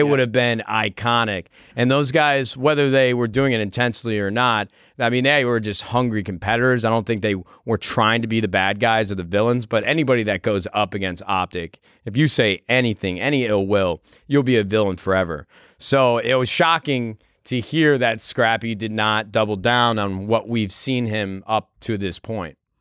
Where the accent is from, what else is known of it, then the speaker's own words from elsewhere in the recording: Midwest, United States; I grew up in the Midwest